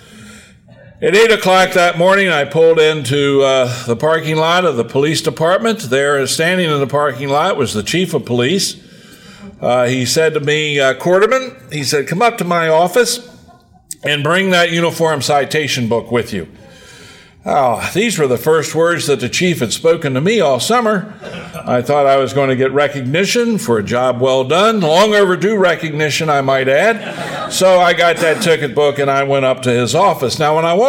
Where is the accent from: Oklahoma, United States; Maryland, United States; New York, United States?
Maryland, United States; Hagerstown; my hometown of Hagerstown